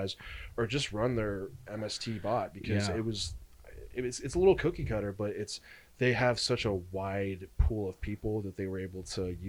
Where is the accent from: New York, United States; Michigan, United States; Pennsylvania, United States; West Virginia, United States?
West Virginia, United States; I'm from West Virginia, so everything else seems like a thriving metropolis.